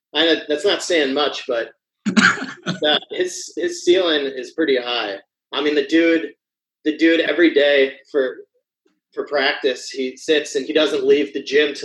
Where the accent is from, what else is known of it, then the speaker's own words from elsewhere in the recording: Colorado, United States; now in Portland, United States; I am from Colorado